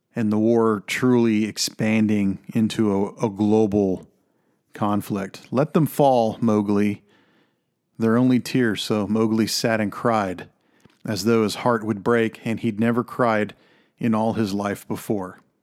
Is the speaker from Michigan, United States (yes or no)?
no; Texas, United States; moved away; also born or lived in Alberta; I am from Texas